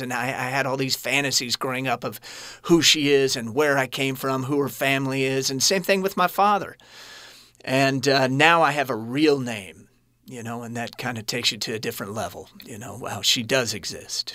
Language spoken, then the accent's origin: English; Kansas City, Missouri, United States; I was born in Kansas City